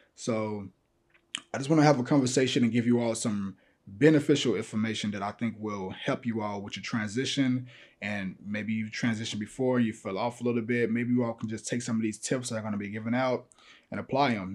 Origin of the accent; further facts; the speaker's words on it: Chicago, Illinois, United States; I'm from Chicago